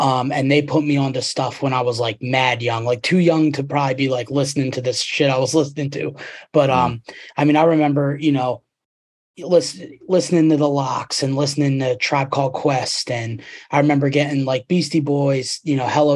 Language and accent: English; Boyertown, Pennsylvania, United States; also born or lived in Philadelphia; I grew up in Boyertown, which is 5 minutes away from Pottstown